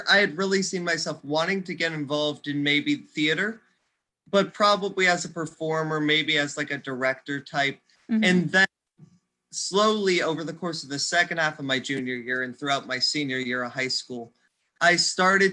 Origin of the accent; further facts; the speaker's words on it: Stow, Ohio, United States; I grew up right here in the Ohio area. I've grown up in Stowe most of my life.